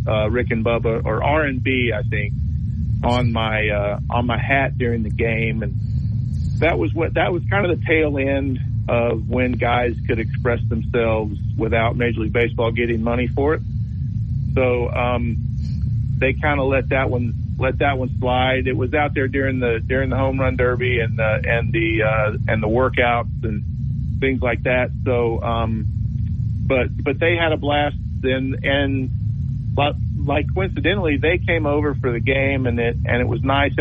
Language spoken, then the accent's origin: English; Marietta, Georgia, United States; I'm from Marietta